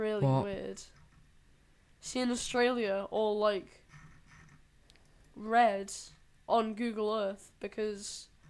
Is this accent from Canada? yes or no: no; Isle of Man